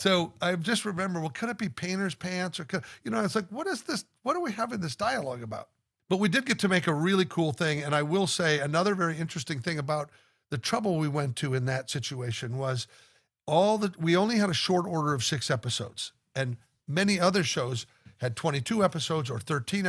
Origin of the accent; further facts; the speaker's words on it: Omaha, Nebraska, United States; in Omaha, Nebraska, you were of course tortured to be in my hometown with everybody that I knew